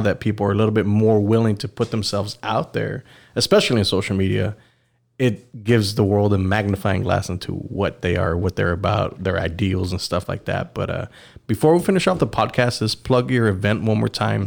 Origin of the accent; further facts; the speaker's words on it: United States; us as, as American